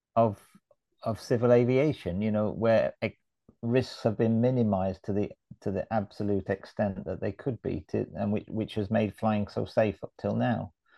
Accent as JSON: {"language": "English", "country": "United Kingdom", "moved": "yes", "lives_now": "Sweden", "said": "as a Brit"}